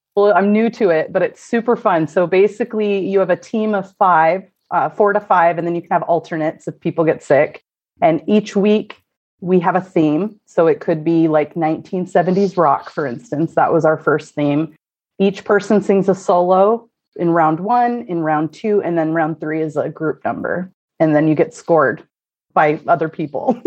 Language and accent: English; Corvallis, Oregon, United States; moved away as an adult; now in Portland, United States; I'm actually from what we call the Valley, which is uh, Corvallis, so uh, where Oregon State University is. So mm-hmm. I was born and raised there